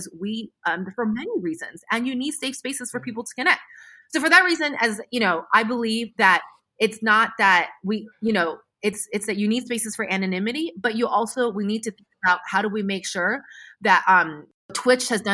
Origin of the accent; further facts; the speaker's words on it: United States; I'm American